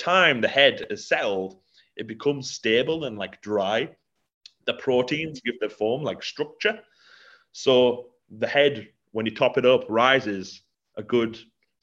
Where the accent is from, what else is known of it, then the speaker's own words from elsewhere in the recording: Middlesbrough, North East England, United Kingdom; I'm from Middlesbrough